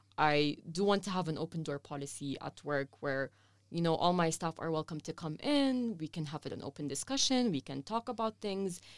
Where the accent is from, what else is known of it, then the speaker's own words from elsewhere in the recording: Saudi Arabia; also born or lived in Lebanon; now in Amman, Jordan; I grew up in Saudi Arabia all my life